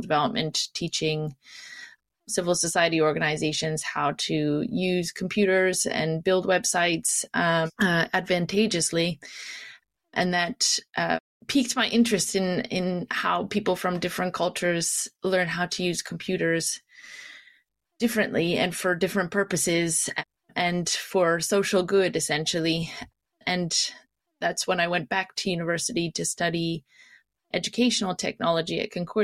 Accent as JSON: {"language": "English", "country": "Canada", "tie": "born or raised there", "also_born_or_lived": "Kitchener-Waterloo, Ontario / Nova Scotia / Montreal, Quebec / Morocco", "moved": "as an adult", "lives_now": "London, United Kingdom", "said": "I am originally from Canada. I grew up in Kitchener-Waterloo and then in Nova Scotia"}